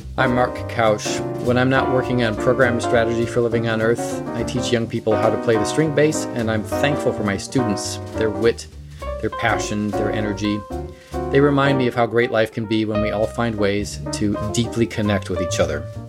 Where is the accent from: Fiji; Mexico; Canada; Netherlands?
Fiji; I'm actually from Fiji, so I'm from a small island developing state in the Pacific